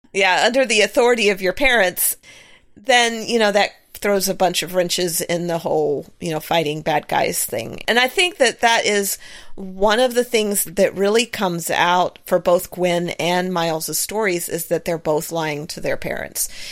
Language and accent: English; the South, United States; I was raised in the South